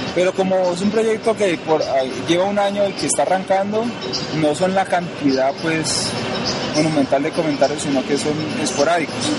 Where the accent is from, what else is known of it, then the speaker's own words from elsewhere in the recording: Cali, Valle del Cauca, Colombia; moved away as an adult; now in Bogotá, Colombia; Yo vivo en Bogotá, Colombia, eso soy de Cali, yo estudié mi carrera de ingeniería allá